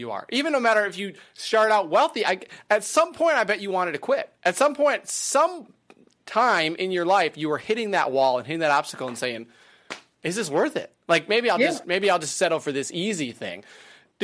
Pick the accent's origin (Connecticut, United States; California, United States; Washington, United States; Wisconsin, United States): Wisconsin, United States; I grew up in Wisconsin. So I grew up in a farming